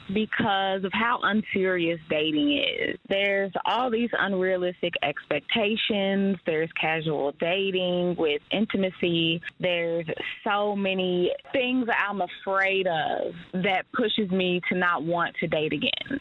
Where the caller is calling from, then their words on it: Oklahoma City, Oklahoma, United States; I'm calling from Oklahoma City